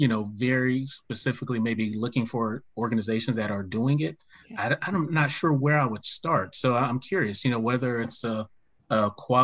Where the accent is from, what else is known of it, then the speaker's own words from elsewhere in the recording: Florida, United States; moved away; I'm originally from Florida